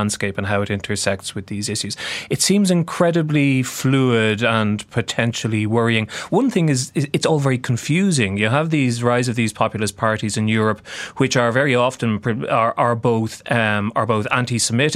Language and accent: English; Ireland; I'm Irish